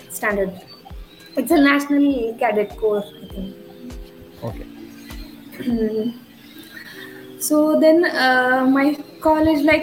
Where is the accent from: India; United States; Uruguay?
India; Sangli, Maharashtra; moved away as an adult; also born or lived in United Kingdom; now in Pune, India; hometown is in Sangli, which is like Sangli. about maybe 250 kilometers from Pune.